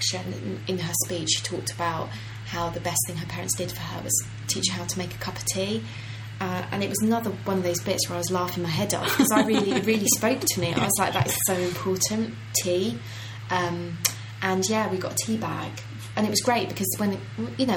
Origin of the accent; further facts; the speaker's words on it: Ireland; I'm Irish.